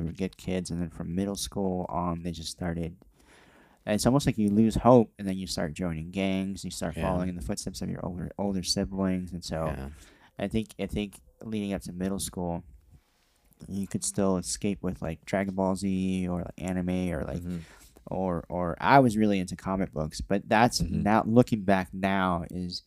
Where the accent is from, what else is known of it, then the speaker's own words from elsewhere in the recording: Santa Ana, California, United States; I grew up in it's technically Orange County